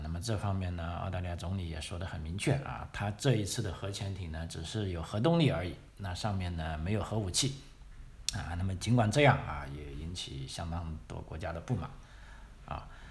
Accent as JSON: {"language": "Chinese", "country": "China", "moved": "as an adult", "lives_now": "Australia", "said": "我们来自中国的朋友"}